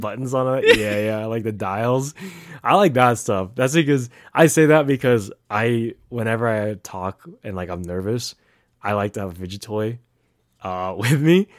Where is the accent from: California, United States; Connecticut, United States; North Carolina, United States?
California, United States; Bay Area; moved away as an adult; also born or lived in Fremont, California; now in Reno, United States; I am from the Bay, um, been there almost all, all my whole life